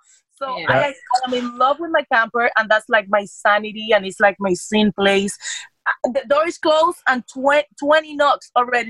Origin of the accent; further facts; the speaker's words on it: Cuba; also born or lived in Dominican Republic; We came from Cuba, my sister, my mom, and I, and my dad, and my cousins, and we went to Dominican Republic. Then we came over here.